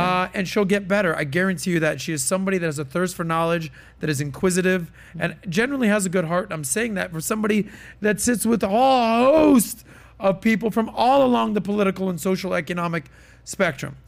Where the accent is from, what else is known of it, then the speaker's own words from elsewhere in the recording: Miami, Florida, United States; born and raised in Miami